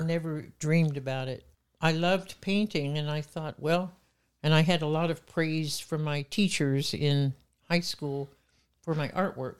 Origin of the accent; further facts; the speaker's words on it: Muskogee, Oklahoma, United States; I was born in Muskogee, Oklahoma, and proud of it